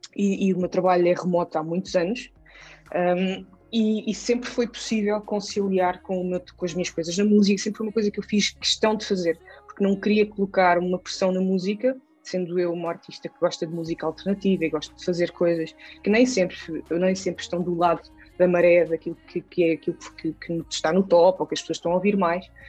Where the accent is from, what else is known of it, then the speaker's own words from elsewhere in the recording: Gouveia, Centro, Portugal; moved away as an adult; also born or lived in Lisbon; foi aqui que eu cresci e sou extremamente grata por ter crescido aqui na Serra da Estrela